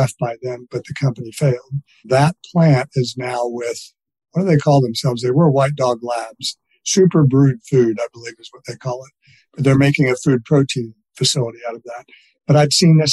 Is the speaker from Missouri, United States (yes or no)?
yes; Missouri, United States; I'm from Missouri